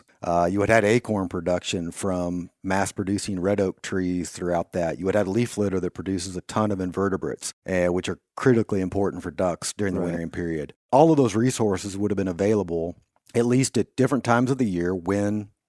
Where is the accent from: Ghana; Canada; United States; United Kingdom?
United States; Kansas; You know, even in my home state of Kansas, you know, there's some areas in eastern Kansas